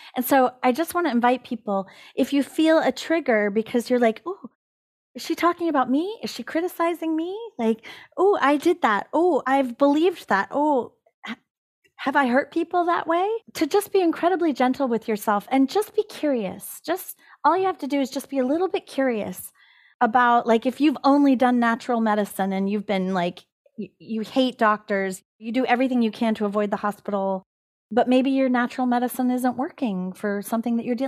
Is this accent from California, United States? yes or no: yes; California, United States; this is the land that I am the caretaker of in California. And I can't abandon the land that is the place of my origin